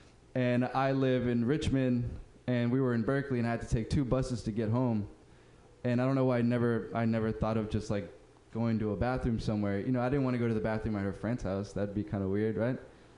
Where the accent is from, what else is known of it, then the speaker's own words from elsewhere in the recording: Uruguay; Oh, man, I'm from Uruguay. What? I'm from Uruguay.